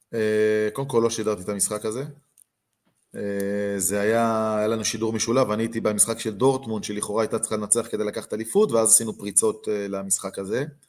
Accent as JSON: {"language": "Hebrew", "town": "Beersheba", "region": "Southern District", "country": "Israel", "tie": "born or raised there", "said": "אני גדלתי בבאר שבע"}